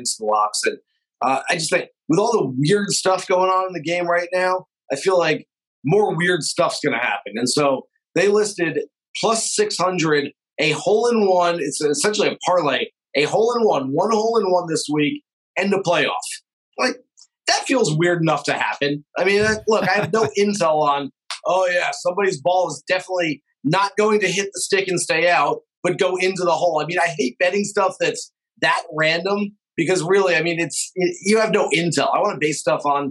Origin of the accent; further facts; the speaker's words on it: Orlando, Florida, United States; I'm a season ticket holder for the MLS team in my hometown